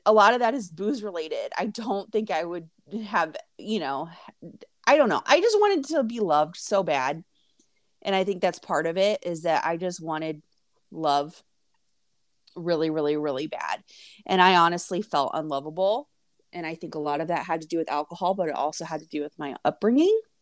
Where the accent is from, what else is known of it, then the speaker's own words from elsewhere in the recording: Indiana, United States; also born or lived in Florida; We're from the Midwest, I'm from Indiana